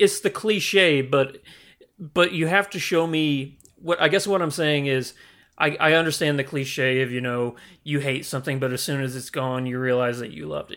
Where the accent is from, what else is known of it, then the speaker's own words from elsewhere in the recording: the Ozarks, United States; Growing up in the Ozarks, everything is so spread out and very secluded.